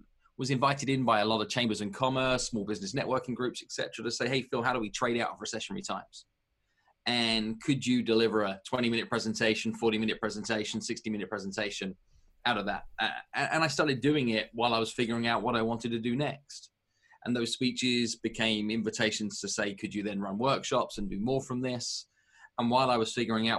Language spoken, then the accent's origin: English; United Kingdom; moved away as an adult; also born or lived in New York metro area, United States / Los Angeles, United States; now in United States; I'm British